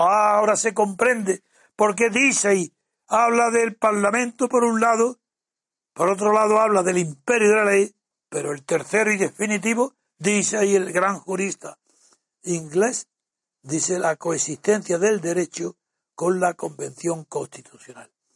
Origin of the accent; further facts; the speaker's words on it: Spain; Yo no soy inglés ni británico, soy español y un español imposible de disimular allá donde se me mire